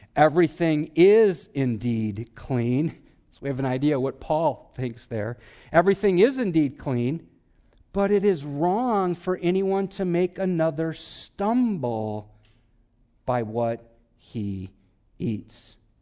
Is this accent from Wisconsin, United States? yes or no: yes; Wisconsin, United States; I'm from Wisconsin